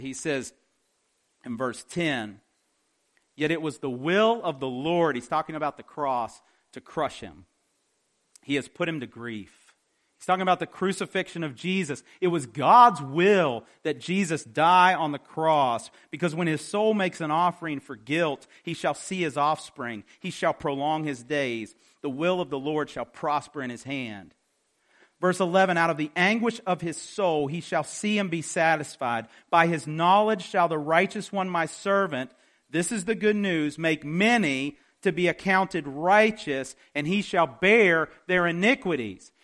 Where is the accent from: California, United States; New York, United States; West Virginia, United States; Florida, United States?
West Virginia, United States; I'm from West Virginia